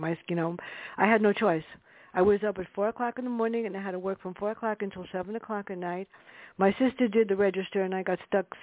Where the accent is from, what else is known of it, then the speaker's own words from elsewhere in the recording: New York City, New York, United States; me growing up in the South Bronx.